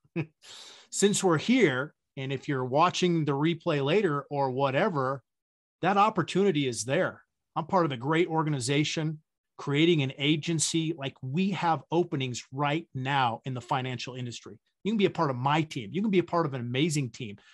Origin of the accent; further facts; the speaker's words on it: Wyoming, United States; I grew up in the Wild West, right? I grew up in Wyoming.